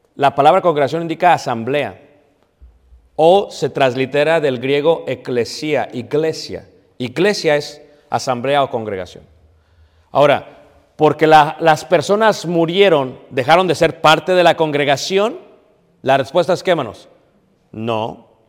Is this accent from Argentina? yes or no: no; Mexico; now in Elgin, United States; Yo soy mexicano.